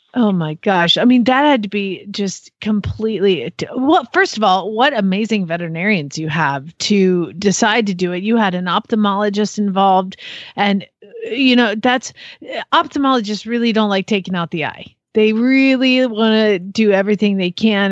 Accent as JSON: {"language": "English", "town": "Phoenix", "region": "Arizona", "country": "United States", "moved": "as an adult", "lives_now": "Norman, United States", "said": "I'm from Phoenix, Arizona. So I just moved here from Phoenix"}